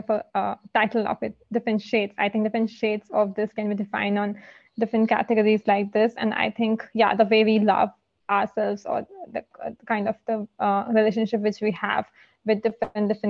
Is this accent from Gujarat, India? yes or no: no; Delhi, India; I hail from Delhi